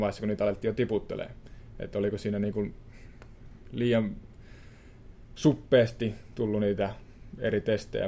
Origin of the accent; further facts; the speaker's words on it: Suonenjoki, North Savo, Finland; moved away; mä oon Suonejoelta pieni pitäjä